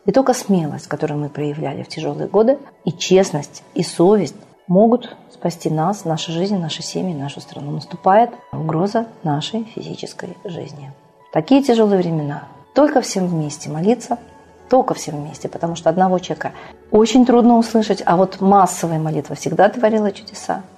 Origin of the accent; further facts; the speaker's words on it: Russia